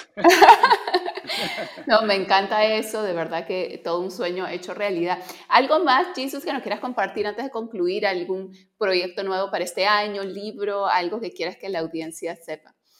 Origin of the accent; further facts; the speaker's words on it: Peru; soy peruana